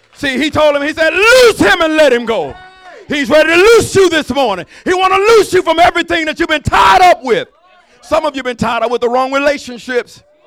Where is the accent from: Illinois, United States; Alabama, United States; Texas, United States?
Alabama, United States; I'm from Alabama